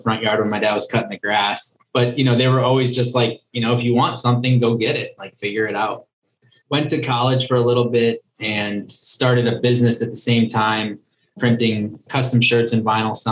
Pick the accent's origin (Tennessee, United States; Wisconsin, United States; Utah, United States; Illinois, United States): Wisconsin, United States; small town just north of Milwaukee; now in Austin, Texas, United States; I was born and raised in Wisconsin, small town, just north of Milwaukee